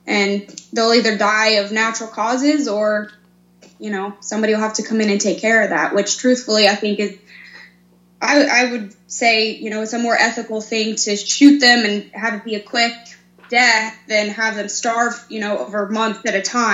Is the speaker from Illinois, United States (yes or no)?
no; Pennsylvania, United States; now in Missouri, United States; Currently I live in Missouri, but I'm from Pennsylvania.